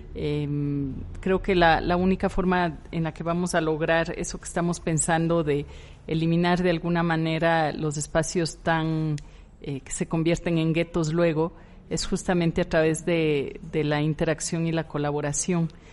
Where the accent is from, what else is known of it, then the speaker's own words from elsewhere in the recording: Ecuador; yo soy ecuatoriana, yo nací en una ciudad muy pequeña en Ecuador